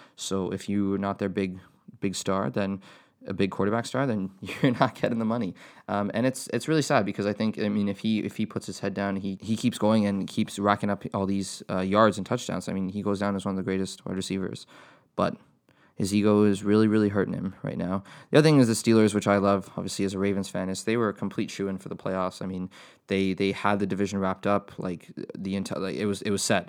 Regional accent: Canada; as a Canadian tennis fan

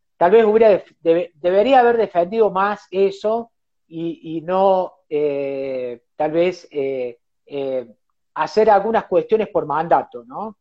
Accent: Cosquín, Córdoba, Argentina; yo nací en Cosquín, eh, viví en Cosquín, un, pueblo chico

